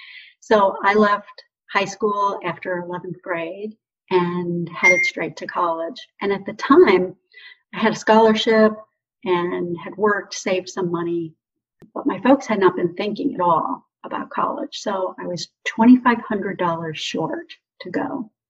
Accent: Ontario, Canada; also born or lived in Detroit, Michigan, United States; now in Scottsdale, United States; I grew up in southern Ontario, Canada, and suburban Detroit, Michigan, which is why I now live in Scottsdale, Arizona.

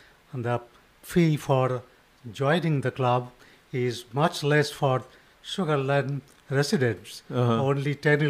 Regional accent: Raiganj, West Bengal, India; I'm from Raigunj. It's a small city.

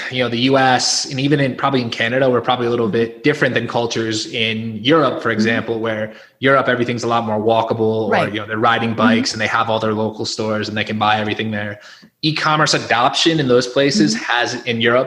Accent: Northeast, United States; growing up in the Northeast

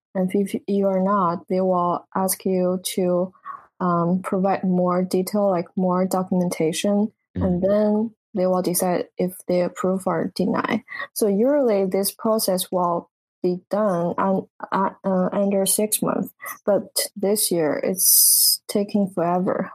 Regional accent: southern China, China; English is a second language; moved away as an adult; now in United States; I grew up in in China, like southern part

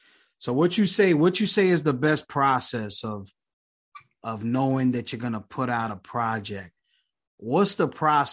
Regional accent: New York, United States; now in Philadelphia, United States; I'm originally from New York, but I'm in Philly now.

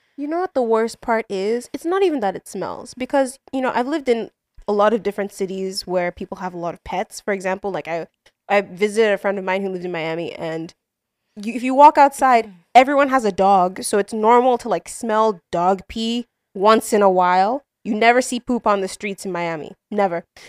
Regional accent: Nigeria; now in United States; we're growing up outside of Nigeria

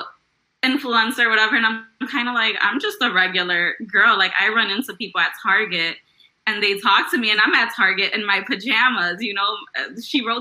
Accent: Chicago, Illinois, United States; I grew up in Chicago in the Logan Square neighborhood

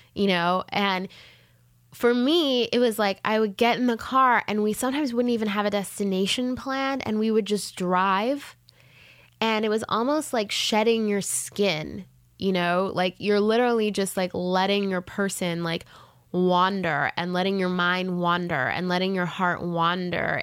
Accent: Jamaica; moved away as an adult; also born or lived in Canada / Los Angeles, United States; now in United States; I was born in Canada, but then I was raised um, for many years in Jamaica

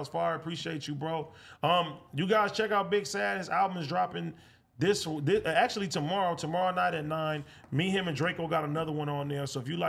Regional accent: California, United States; I'm from the Bay

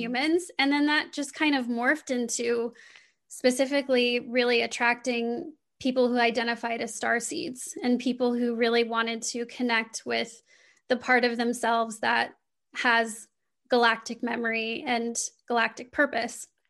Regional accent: Midwestern United States, United States; I grew up in the Midwestern United States.

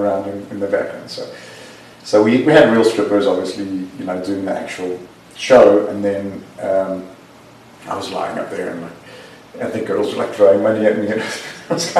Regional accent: South Africa; moved away; my parents would go to the Jewish Guild in South Africa on a Saturday, and we'd go

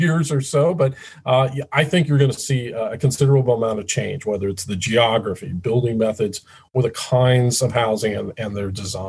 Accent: Midwest, United States; I'm a Midwesterner

